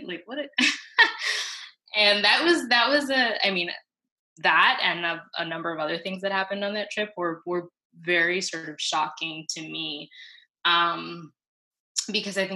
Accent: New York City, New York, United States; also born or lived in Cali, Colombia; I grew up in Fort Greene

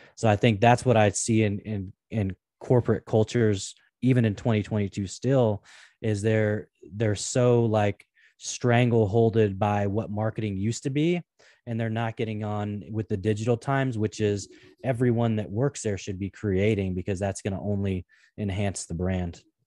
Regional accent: Portland, Oregon, United States; I grew up in the Pacific Northwest in Portland, Oregon

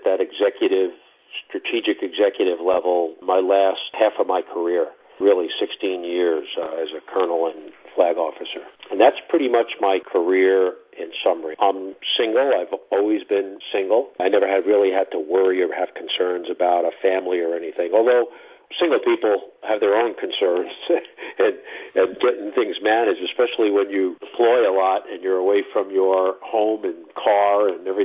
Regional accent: New York, United States; moved away as an adult; I'm from New York originally

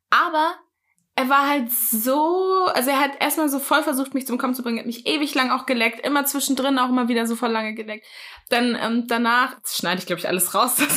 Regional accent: Hesse, Germany; moved away; also born or lived in Hamburg; ich komme aus Hessen.

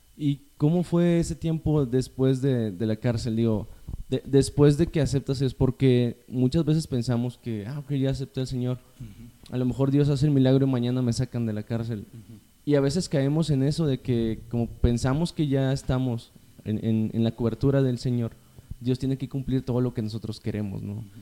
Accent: General Escobedo, Nuevo León, Mexico; yo crecí, pues, en Escobedo

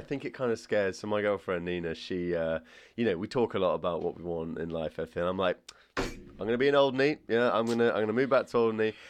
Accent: Alderney, Guernsey; moved away; growing up on Old Knee

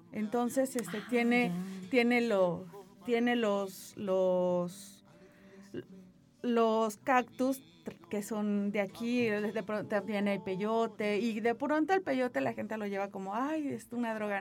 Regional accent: Tampico, Tamaulipas, Mexico; moved away; Yo ya soy de Tampico

